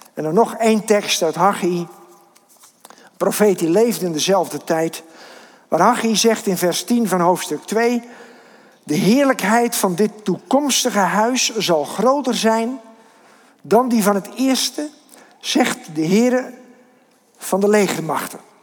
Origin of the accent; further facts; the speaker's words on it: Kinderdijk, South Holland, Netherlands; ik kom uit Kinderdijk